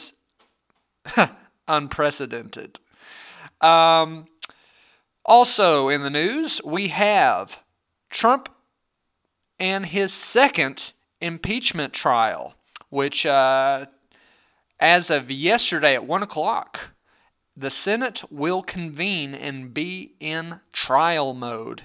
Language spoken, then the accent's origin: English; Arkansas, United States; born or raised there